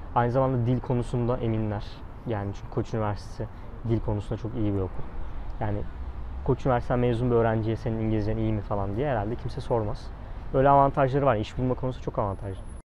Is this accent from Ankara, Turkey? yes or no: no; Zonguldak, Turkey; moved away as an adult; now in Istanbul, Turkey; ben Zonguldak Fen mezunuyum